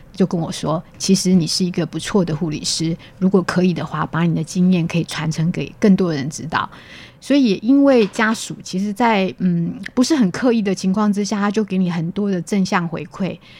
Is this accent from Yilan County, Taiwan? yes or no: no; Taichung, Taiwan; moved away as an adult; also born or lived in Kaohsiung; now in Hualien, Taiwan; 我本身是台中人，然后我的家在东市那附近